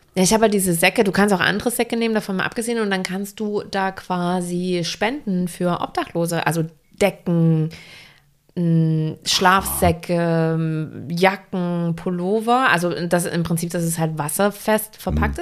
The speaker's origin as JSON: {"language": "German", "town": "Wilkau-Haßlau", "region": "Saxony", "country": "Germany", "tie": "born or raised there", "moved": "yes", "lives_now": "Hamburg, Germany", "said": "wenn ich nach Hause fahre in die Heimat. Mhm. Ich komme ja auch aus einer kleinen Stadt."}